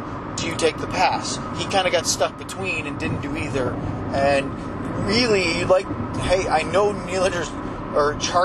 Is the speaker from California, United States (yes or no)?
no; Maine, United States; as a native of Maine, we grew up near Boston